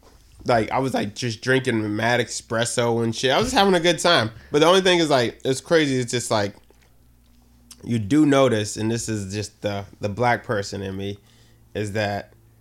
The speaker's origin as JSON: {"language": "English", "town": "Boston", "region": "Massachusetts", "country": "United States", "tie": "born or raised there", "also_born_or_lived": "the South (US)", "said": "I grew up in Boston."}